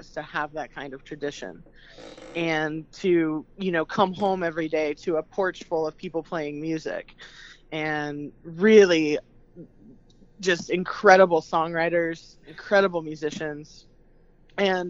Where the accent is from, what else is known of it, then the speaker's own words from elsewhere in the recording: Transylvania County, North Carolina, United States; I grew up in Transylvania County, North Carolina, which is about an hour outside of Asheville, North Carolina.